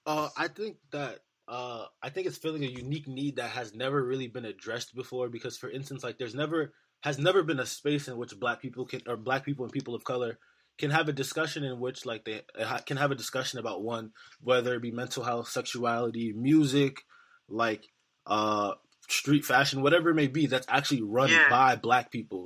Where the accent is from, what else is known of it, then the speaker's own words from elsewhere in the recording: New York City, New York, United States; I'm from New York City